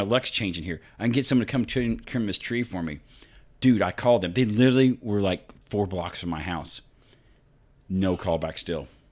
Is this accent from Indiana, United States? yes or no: yes; Vincennes, Indiana, United States; my hometown of Vincennes